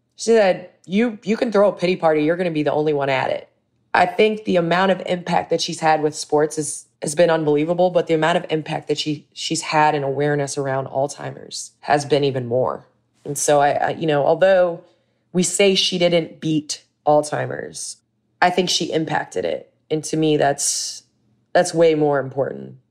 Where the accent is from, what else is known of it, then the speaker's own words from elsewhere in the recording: Chicago, Illinois, United States; moved away as an adult; also born or lived in Los Angeles; I came back home